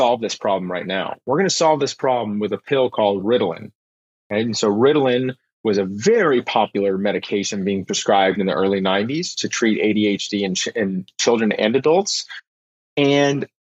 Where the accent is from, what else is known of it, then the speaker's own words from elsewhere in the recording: Houston, Texas, United States; also born or lived in Austin, Texas; we moved to Austin from Houston, Texas, right before I started high school